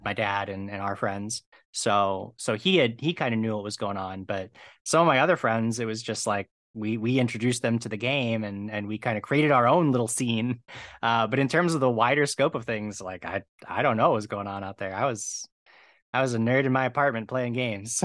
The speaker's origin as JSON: {"language": "English", "town": "Medina", "region": "Ohio", "country": "United States", "tie": "born or raised there", "moved": "yes", "lives_now": "Los Angeles, United States", "said": "Right now, I'm in, uh, Los Angeles, but I grew up in Ohio"}